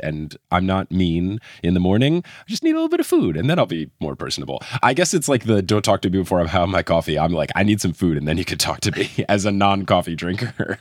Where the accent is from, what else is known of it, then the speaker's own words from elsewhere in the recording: New Jersey, United States; I grew up in New Jersey